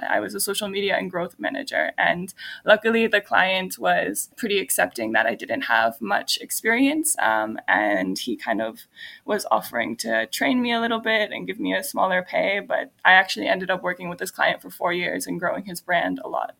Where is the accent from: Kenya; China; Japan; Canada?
Canada; Since I'm Canadian, I'm only allowed in Europe for 3 months without a visa.